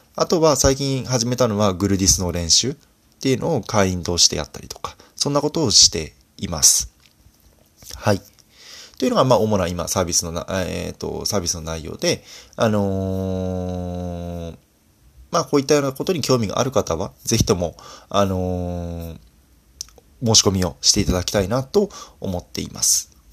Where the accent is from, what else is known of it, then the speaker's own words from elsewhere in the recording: Fukui, Japan; moved away; 私自身福井出身なので